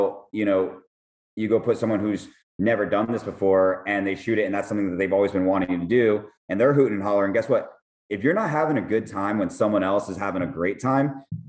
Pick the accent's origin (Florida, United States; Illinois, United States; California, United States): Florida, United States; Miami